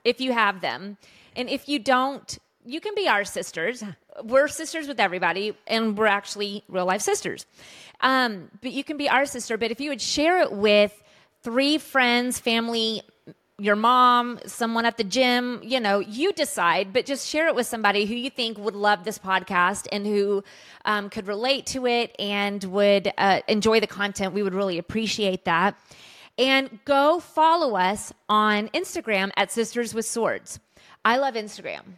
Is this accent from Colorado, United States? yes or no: yes; Colorado, United States; we grew up in Colorado, and our dad was a, a worship pastor at a large church there